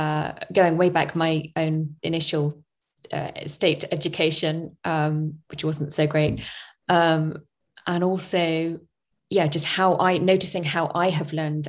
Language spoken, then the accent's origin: English; United Kingdom; moved away as an adult; also born or lived in Spain; I'm from the UK